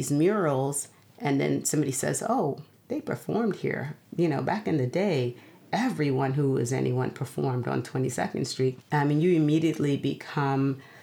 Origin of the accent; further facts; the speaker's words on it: Guyana; moved away; growing up in Guyana